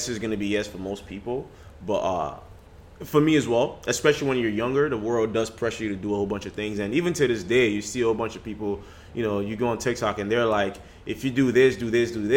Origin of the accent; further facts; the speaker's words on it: Nigeria; moved away; I grew up in Nigeria